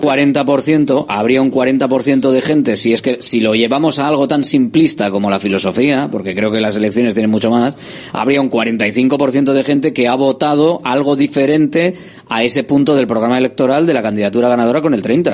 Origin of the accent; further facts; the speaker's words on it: Galdakao, Basque Country, Spain; also born or lived in Bilbao; Yo nací en Bilbao, pero yo no soy de Bilbao, yo soy de Galdacao, nací en Bilbao.